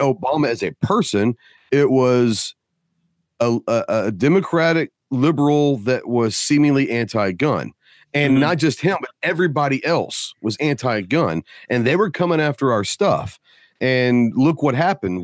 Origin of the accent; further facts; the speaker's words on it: Dallas, Texas, United States; moved away; I'm from Dallas, so I'm partial. Uh, I don't live there right now, but I'm from there.